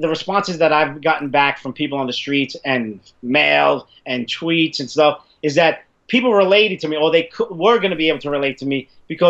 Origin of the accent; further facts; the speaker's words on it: New York City, New York, United States; I grew up in Italian and Irish neighborhood growing up in the 80s. And 90s in the Bronx where I live